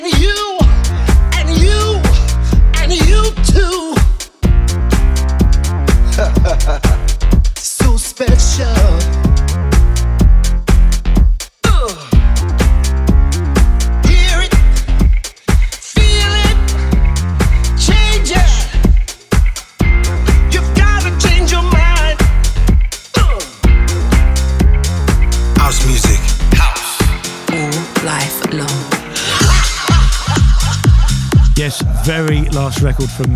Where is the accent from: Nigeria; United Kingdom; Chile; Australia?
United Kingdom; London; my hometown, London